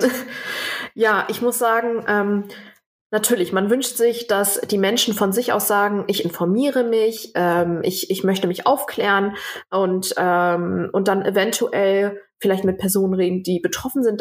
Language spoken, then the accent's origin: German; Germany; ich bin hier geboren, meine Eltern äh, äh zwar nicht